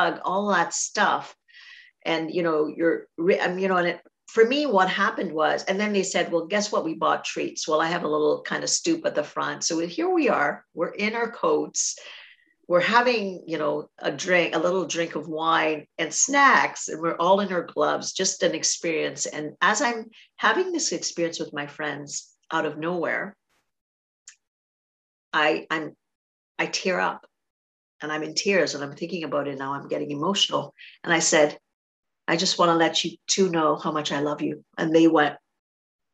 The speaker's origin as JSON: {"language": "English", "country": "Trinidad & Tobago", "tie": "born or raised there", "moved": "yes", "lives_now": "Canada", "said": "I grew up in Trinidad"}